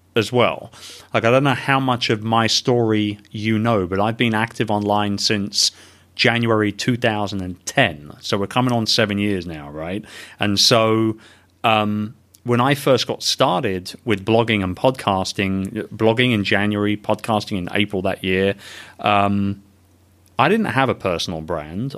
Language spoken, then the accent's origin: English; London, United Kingdom; moved away; I'm a very proud Brit, born and raised in London